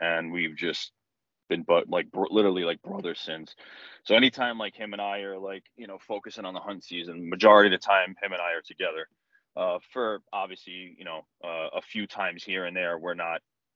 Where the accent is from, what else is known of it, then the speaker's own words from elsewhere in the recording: Yonkers, New York, United States; moved away as an adult; now in White Plains, United States; So originally I'm from Yonkers, New York, born and raised. I currently reside in White Plains, New York right now.